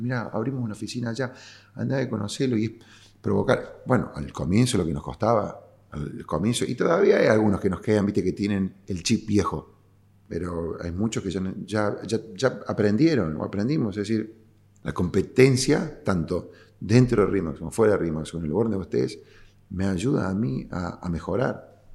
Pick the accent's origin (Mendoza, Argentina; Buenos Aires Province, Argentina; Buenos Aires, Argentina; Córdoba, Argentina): Córdoba, Argentina; yo siendo cordobés